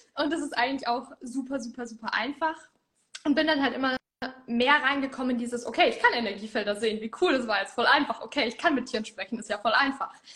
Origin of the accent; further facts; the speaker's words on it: Middle Franconia, Bavaria, Germany; ich komme aus Mittelfranken